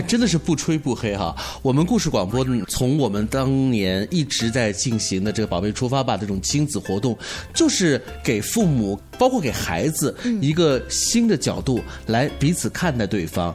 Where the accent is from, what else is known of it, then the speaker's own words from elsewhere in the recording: Hefei, Anhui, China; 我们合肥人